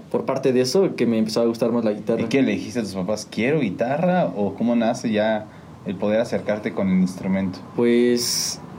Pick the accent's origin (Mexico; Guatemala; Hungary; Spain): Mexico; Pues yo soy 100% sanjuanense.